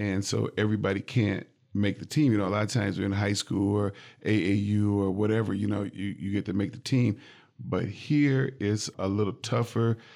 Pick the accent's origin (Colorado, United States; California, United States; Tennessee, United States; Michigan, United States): Michigan, United States; Jackson; now in Lansing, United States; I grew up in Jackson